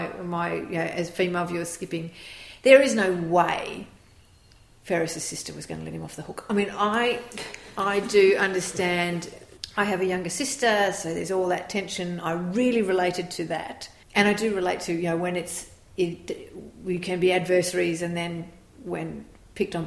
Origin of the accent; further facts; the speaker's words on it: Australia; we are a very suburban culture. You're in the suburbs, you're in those schools, and it very much related to our lives as Australian suburban kids